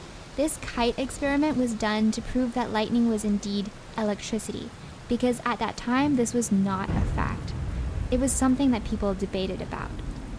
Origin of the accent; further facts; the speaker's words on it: Canada; I grew up in the Canadian schooling system